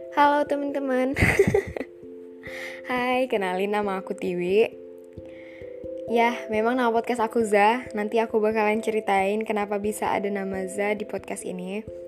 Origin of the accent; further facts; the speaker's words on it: Pematangsiantar, North Sumatra, Indonesia; now in Medan, Indonesia; Aslinya sih dari Siantar